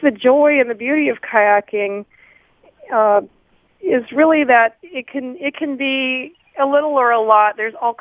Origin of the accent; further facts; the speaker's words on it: Hawaii, United States; now in Extreme Northwest California, United States; I was born in Hawaii and my mother put me in the water immediately